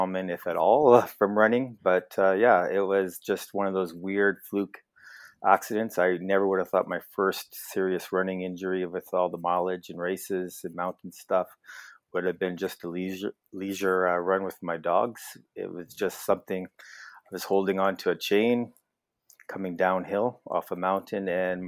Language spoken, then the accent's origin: English; Edmonton, Alberta, Canada; also born or lived in Lethbridge, Alberta; now in Wainwright, Canada; So I grew up in Edmonton, Alberta, and then went off to university in Lethbridge